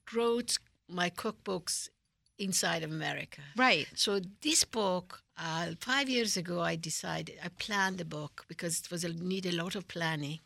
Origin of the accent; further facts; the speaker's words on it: Tehran, Tehran Province, Iran; moved away; I'm from Tehran